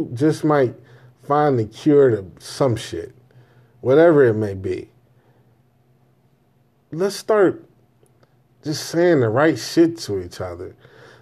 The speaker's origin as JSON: {"language": "English", "town": "Chicago", "region": "Illinois", "country": "United States", "tie": "born or raised there", "said": "I grew up on the South Side, man. You understand what I'm telling you? 79th and Damon"}